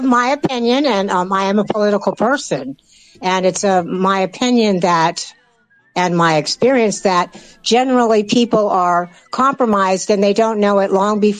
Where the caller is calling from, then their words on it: Pennsylvania, United States; I'm calling from Pennsylvania, the great state of Pennsylvania.